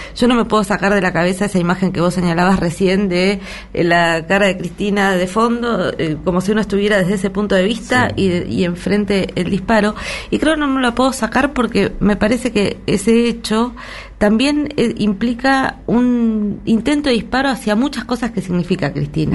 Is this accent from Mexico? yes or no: no; Argentina